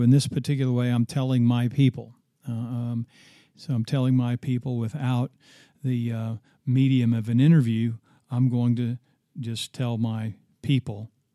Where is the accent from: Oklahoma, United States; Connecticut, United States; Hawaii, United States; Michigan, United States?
Oklahoma, United States; my home state